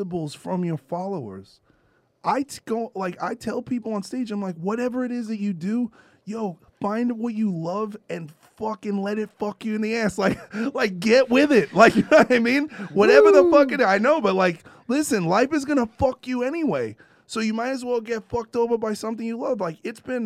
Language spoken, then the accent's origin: English; New York City, New York, United States; moved away as an adult; now in Los Angeles, United States; I'm from New York City. I've lived in LA for 14 years.